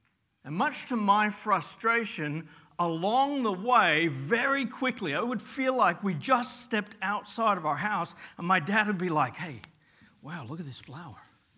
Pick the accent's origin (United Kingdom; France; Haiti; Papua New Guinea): Papua New Guinea; and we lived in Papua New Guinea. I grew up in Papua New Guinea as a kid, and we lived in a village.